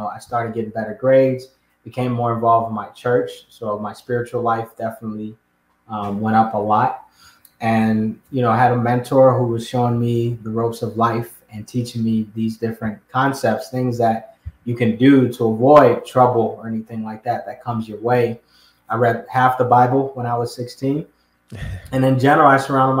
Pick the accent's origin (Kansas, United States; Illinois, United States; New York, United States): Illinois, United States; Chicago; also born or lived in Ghana; I was put into a neighborhood called Uptown in Chicago